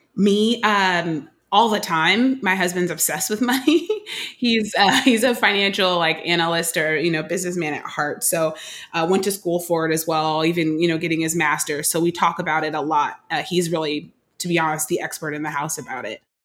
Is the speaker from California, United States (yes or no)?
yes; Oakland, California, United States; now in Brooklyn, United States; I'm born and raised in Oakland, California